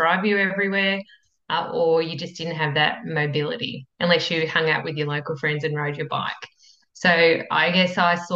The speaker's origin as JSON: {"language": "English", "area": "Yarra Valley", "region": "Victoria", "country": "Australia", "tie": "born or raised there", "also_born_or_lived": "United Kingdom / Italy / Beijing", "moved": "as an adult", "lives_now": "New South Wales, Australia", "said": "it was a bit out of Melbourne. It was semi-rural and it's the Yarra Valley. So it's a tiny little blink and you miss it town in the Yarra Valley"}